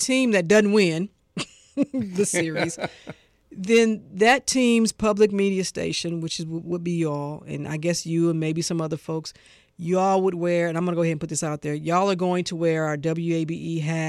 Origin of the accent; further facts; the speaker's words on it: St. Louis, Missouri, United States; I'm from St. Louis.